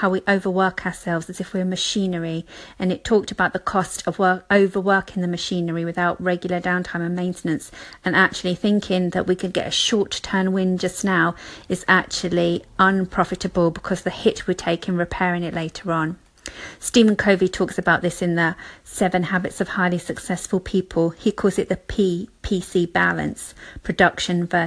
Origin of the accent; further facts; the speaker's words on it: United Kingdom; being British